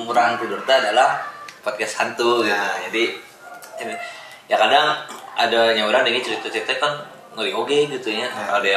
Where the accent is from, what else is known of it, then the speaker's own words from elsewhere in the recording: West Sumatra, Indonesia; mana ya sebagai orang Minang naik gunung ayah ketakutan